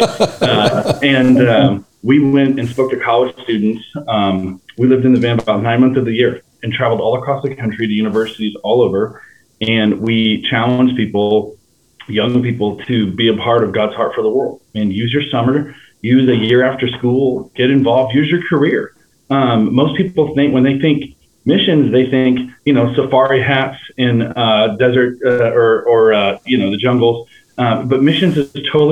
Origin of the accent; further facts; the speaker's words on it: Winslow, Arkansas, United States; also born or lived in California; I grew up as a pastor's kid in Winslow, Arkansas